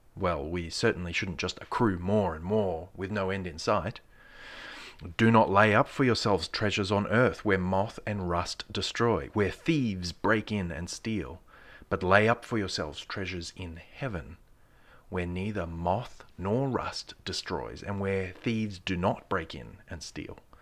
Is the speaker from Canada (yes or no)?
no; Australia; being an Australian